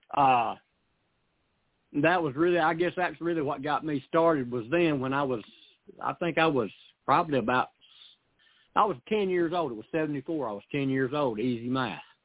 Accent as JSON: {"language": "English", "town": "Camden", "region": "Tennessee", "country": "United States", "tie": "born or raised there", "also_born_or_lived": "Missouri", "said": "I was born here in Camden"}